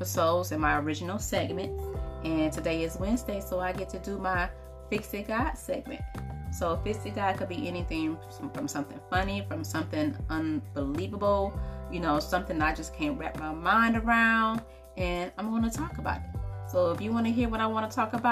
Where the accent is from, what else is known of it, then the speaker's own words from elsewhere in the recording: Highland Park, Michigan, United States; I am from Detroit, Michigan, or Highland Park, Michigan